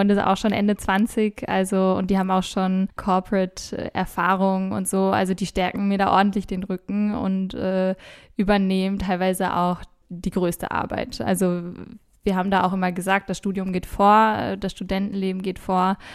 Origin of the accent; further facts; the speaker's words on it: Austria; also born or lived in Germany; Ich bin ja auch ein bisschen hier, um meine Heimat kennenzulernen. Ich ich wurde immer in Deutschland gefragt, äh, in Deutschland war ich immer die Österreicherin